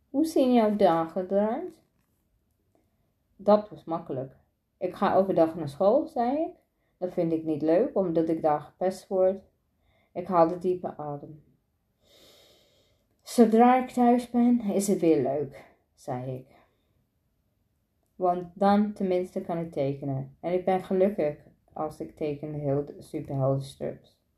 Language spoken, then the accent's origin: Dutch; Driebergen-Rijsenburg, Utrecht, Netherlands; Mijn ouders komen vanuit Marrakesh. de licht in Marokko en verhuisde ze naar Nederland. Ik ben geboren in Driebergen, Rijzenburg en zat in de klas met veel witte kinderen.